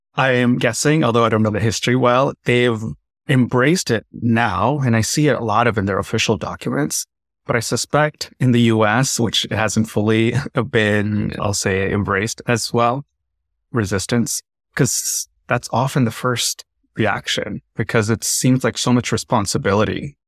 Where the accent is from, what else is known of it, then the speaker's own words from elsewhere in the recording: Tamil Nadu, India; I'm South Indian. I'm from Tamil Nadu